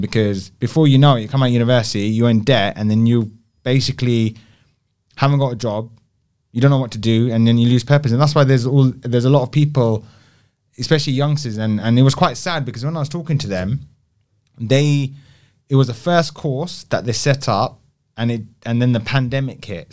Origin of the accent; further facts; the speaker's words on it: London, United Kingdom; an Indian, Indian boy, growing up in South Hall